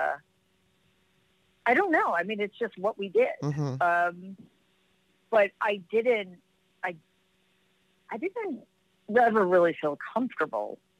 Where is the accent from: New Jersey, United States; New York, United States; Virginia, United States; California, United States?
New York, United States; New York City; I grew up in Jamaica, Queens